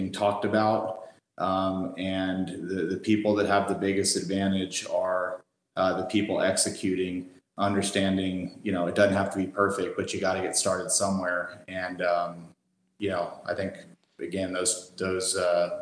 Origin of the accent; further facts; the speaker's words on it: Fort Worth, Texas, United States; also born or lived in El Paso, Texas; I'm from Texas. I'm from Fort Worth, Texas, which is in the DFW Metroplex.